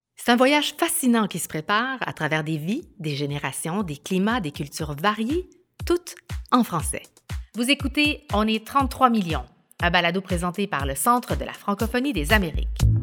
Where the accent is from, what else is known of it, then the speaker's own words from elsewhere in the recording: Chile; now in Quebec, Canada; je suis née au Chili, je vis au Québec